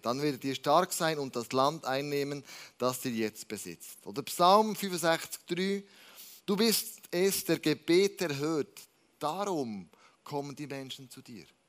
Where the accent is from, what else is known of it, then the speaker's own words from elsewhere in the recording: Switzerland; wir als Schweizer